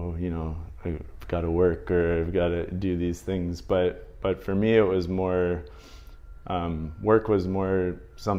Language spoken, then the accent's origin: English; Northwest Indiana, United States; moved away; I grew up in the Midwest. I grew up in Indiana, Northwest Indiana